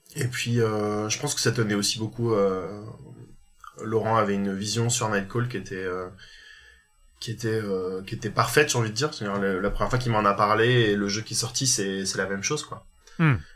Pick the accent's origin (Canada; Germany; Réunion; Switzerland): Réunion; moved away as an adult; also born or lived in Paris; je viens de l'île de la Réunion. J'ai passé, euh, je suis né là-bas, j'ai passé mon bac